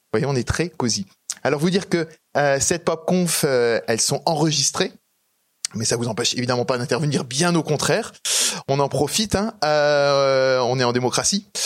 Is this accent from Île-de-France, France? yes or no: no; Strasbourg, Grand Est, France; je viens d'Alsace, je viens de Strasbourg